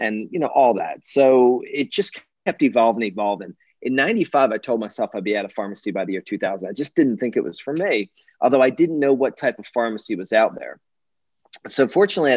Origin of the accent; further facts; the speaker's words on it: Philadelphia, Pennsylvania, United States; I'm from the Philadelphia area originally.